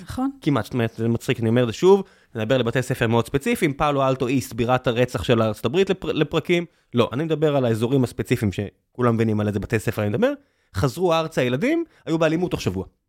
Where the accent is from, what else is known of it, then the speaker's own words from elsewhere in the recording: Beersheba, Southern District, Israel; also born or lived in Northern California; now in Tel Aviv, Israel; בבאר שבע ואני בתל אביב